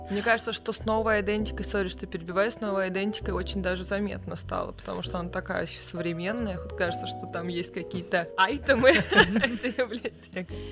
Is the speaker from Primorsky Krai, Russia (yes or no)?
yes; Vladivostok, Primorsky Krai, Russia; moved away as an adult; now in Moscow, Russia; Мы обе из Владивостока, из одного класса, то есть мы познакомились 1 сентября на первой линейке